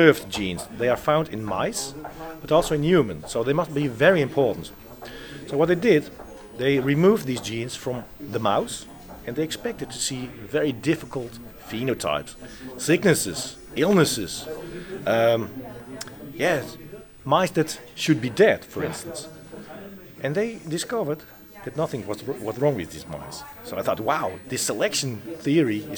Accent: Netherlands; I was born in the Netherlands.

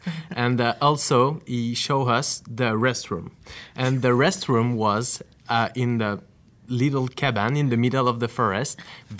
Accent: France; English is a second language; moved away as an adult; also born or lived in North Bay, Ontario; I'm from France.

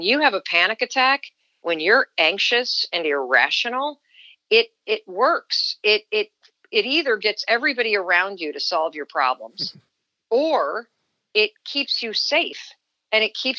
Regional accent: Kansas City, Missouri, United States; born there; I was born in Kansas City, Missouri. My dad was a medical student there, and my mother worked for the IRS at night while my dad was in school.

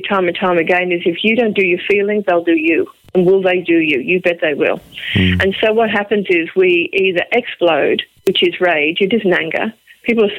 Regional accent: Liverpool, North West England, United Kingdom; accent: Liverpool; now in Australia; my Liverpool accent

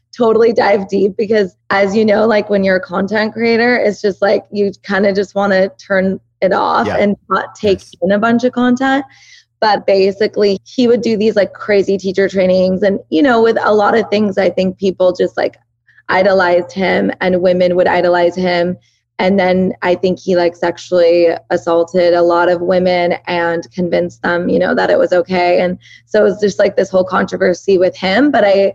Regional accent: Southern California, United States; first language Persian; English is a second language; also born or lived in Oregon; I was born and raised here in Southern California, but both my parents are 100% Iranian

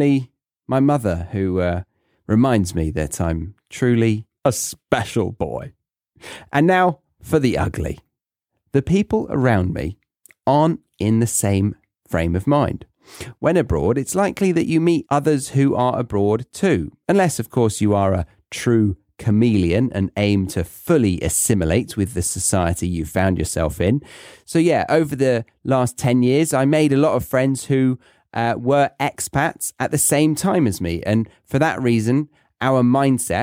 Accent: Surrey, South East England, United Kingdom; moved away as an adult; being back in the country where I started is that I no longer feel different

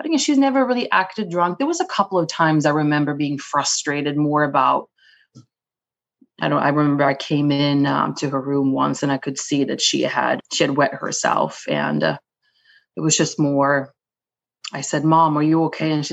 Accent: Sweden; English is a second language; also born or lived in Israel; now in New York City, United States; I am based in New York City, but born and raised in Sweden.

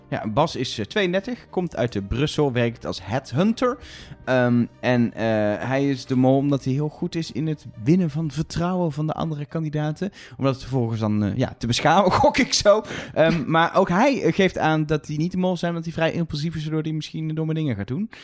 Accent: Netherlands

